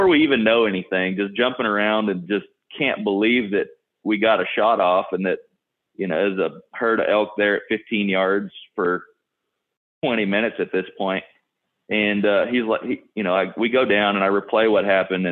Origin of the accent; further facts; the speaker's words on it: South Texas, United States; I'm from South Texas